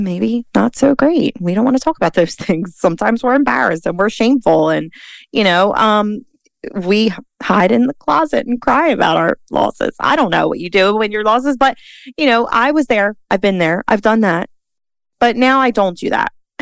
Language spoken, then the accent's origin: English; Philadelphia, Pennsylvania, United States; born and raised in Philly